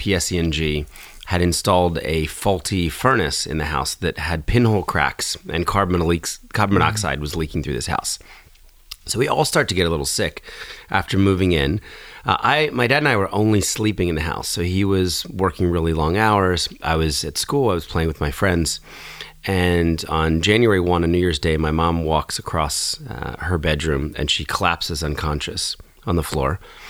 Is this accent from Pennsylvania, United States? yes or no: no; New Jersey, United States; also born or lived in Philadelphia; And when I was four, we moved from Philadelphia to get closer to my dad's new job. To the suburbs of southern Jersey.